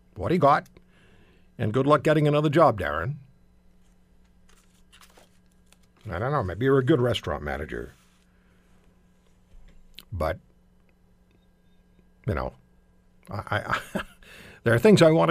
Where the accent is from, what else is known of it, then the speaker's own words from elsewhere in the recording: Canada; as one Canadian